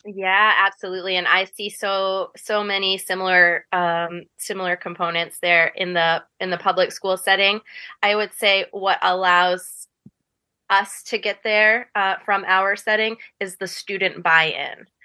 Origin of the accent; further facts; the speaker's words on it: Ellsworth, Maine, United States; I grew up in Ellsworth, and I went through the Ellsworth public school system